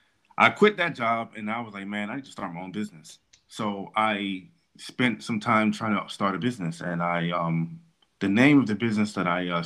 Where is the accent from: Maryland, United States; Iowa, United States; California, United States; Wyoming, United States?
Maryland, United States; Prince George's County; I'm from Prince George's County